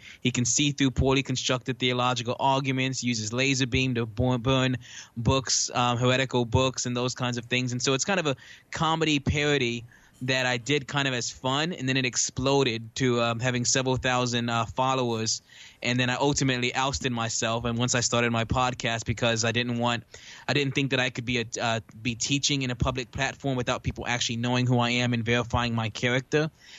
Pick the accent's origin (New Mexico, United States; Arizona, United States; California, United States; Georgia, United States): Georgia, United States; Stone Mountain; accent: New York; But technically, I hail from Stone Mountain, Georgia, of all places.